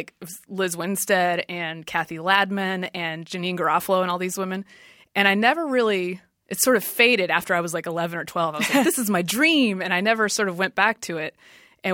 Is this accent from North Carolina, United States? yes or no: yes; Durham, North Carolina, United States; moved away as an adult; also born or lived in Washington, D.C.; I grew up in North Carolina. Okay. So this was south of my hometown, which is Durham, which is a little bit more university town.